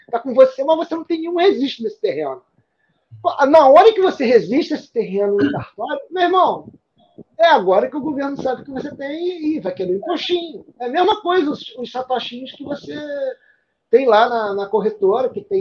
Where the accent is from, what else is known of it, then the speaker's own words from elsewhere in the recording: Santa Catarina, Brazil; Eu, eu sou de Santa Catarina.